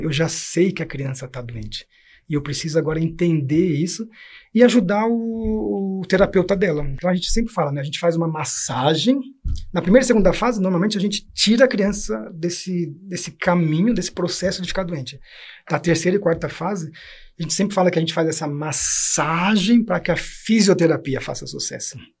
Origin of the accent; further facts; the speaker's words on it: São Paulo, Brazil; also born or lived in Germany; levar 17 jovens da comunidade onde eu nasci e onde depois eu trabalhei como educador